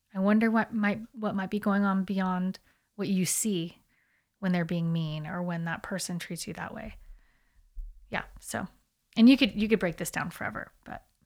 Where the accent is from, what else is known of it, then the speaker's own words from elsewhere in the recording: United States; obviously we're American